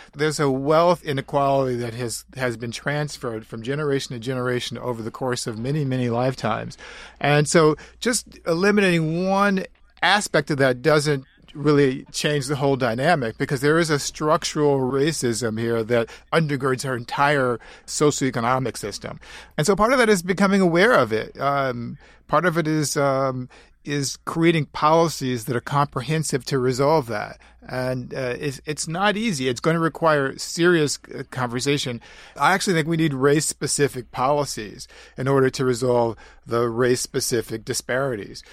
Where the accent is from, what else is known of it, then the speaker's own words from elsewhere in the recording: St. Louis, Missouri, United States; also born or lived in Florissant, Missouri; I grew up in Saint Louis is born in Saint Louis in the inner city, but then I moved to, uh, Florissant, Missouri, which is a suburb